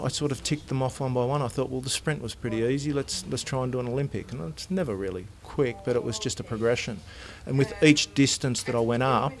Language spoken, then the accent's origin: English; Sydney, New South Wales, Australia; I'm from Mona Vale, which is a suburb north of Sydney in New South Wales, Australia.